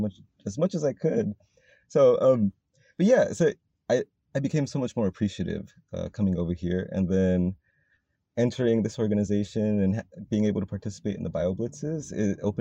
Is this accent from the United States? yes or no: yes; El Paso, Texas, United States; now in South Bay, California, United States; coming from Texas, you know, it's kind of desert town. I came from El Paso, so it's right in the middle of the desert